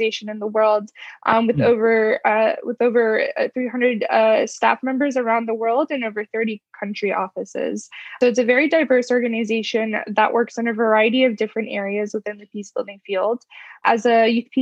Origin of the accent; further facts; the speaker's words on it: United States; someone who grew up and was born in the U.S. as a U.S. citizen